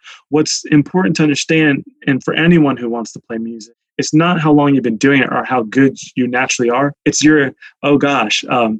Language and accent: English; New Jersey, United States; moved away as an adult; also born or lived in New York City / Idaho; I brought him to New Jersey to my hometown friends.